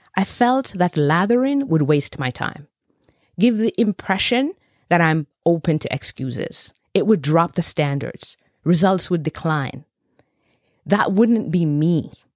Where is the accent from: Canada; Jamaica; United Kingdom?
Jamaica; I was born and bred in Jamaica, raised by a village anchored by a pack of powerful matriarchs